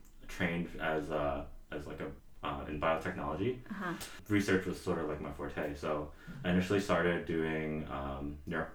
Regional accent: New York City, New York, United States; now in Queens Village, Queens, New York, United States; I was originally from Elmhurst, Queens, right? So I was actually raised right on, for people who are from Queens, I was raised like right on 82nd Street and Britain Ave

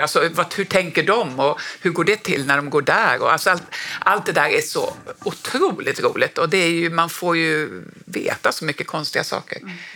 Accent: Norrbotten County, Sweden; jag är ju också från Norrbotten

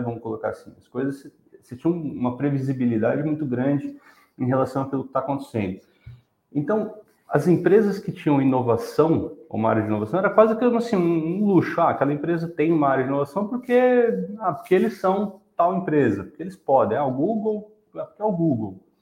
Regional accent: São Paulo, Brazil; also born or lived in Rio de Janeiro; Sou carioca, apesar de ter nascido só lá e fui criado em São Paulo

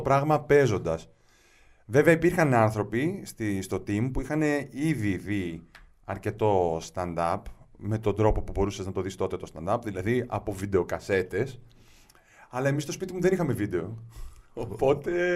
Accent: Moschato, Attica, Greece; also born or lived in Piraeus; Ε, γεννήθηκα στον Πειραιά, μεγάλωσα στο Μοσχάτο.

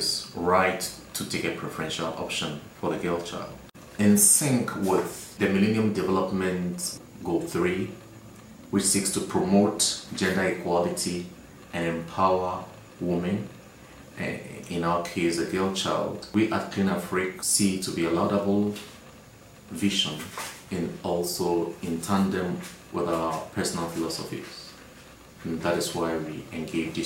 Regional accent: Accra, Greater Accra, Ghana; I am from Accra, Ghana, West Africa

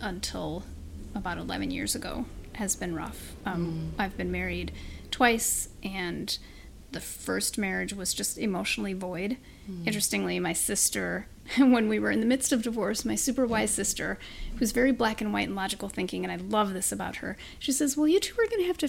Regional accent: Chicago, Illinois, United States; I was born here in the Chicago area

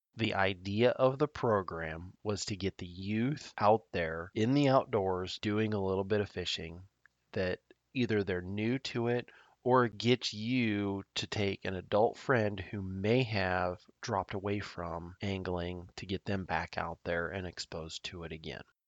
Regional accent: Nebraska, United States; my home state of Nebraska

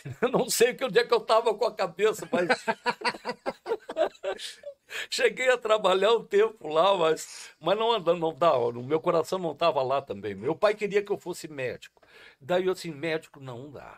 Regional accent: Taquara, Rio Grande do Sul, Brazil; also born or lived in Rio Pardo; eu sou nascido em Taquara e tenho o maior carinho por Rio Pardo também, por ser registrado lá nessa terra tão querida

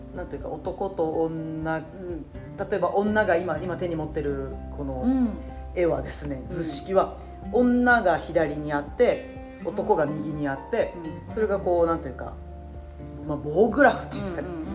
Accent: Japan; accent: Nagoya dialect; 日本で生まれ育った、うん、いわゆるハーフです、うん、えーと、お父さんがイギリスでお母さんが名古屋です

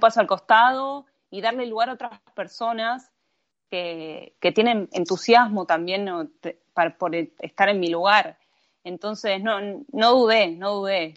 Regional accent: Argentina; moved away as an adult; also born or lived in Buenos Aires; now in Turin, Italy; mi tierra porque terminé naciendo ahí

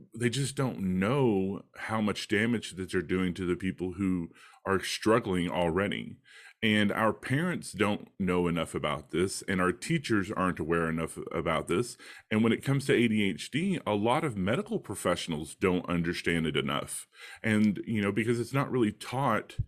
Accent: Texas, United States; I grew up in Texas, the American South

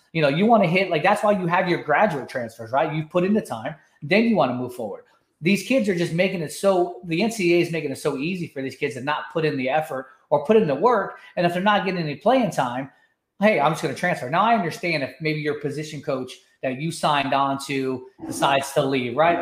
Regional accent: Atlanta, Georgia, United States; growing up in Atlanta

